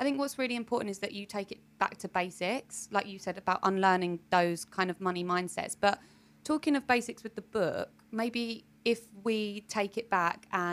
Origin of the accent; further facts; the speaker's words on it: United Kingdom; although we associate ourselves with our heritage as well, we are British people, we live in the UK